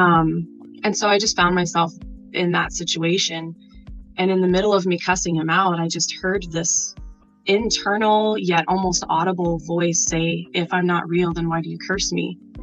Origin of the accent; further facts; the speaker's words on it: Nebraska, United States; I'm from Nebraska.